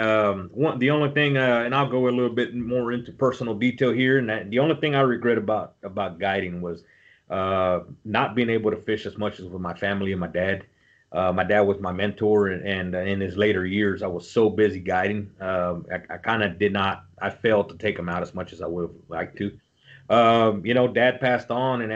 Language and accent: English; Robstown, Texas, United States; I live in Robstown, born and raised in Robstown